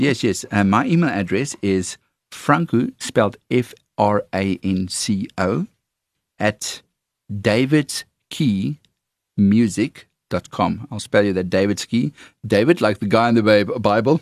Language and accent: English; South Africa; accent: Afrikaans; my Afrikaans accent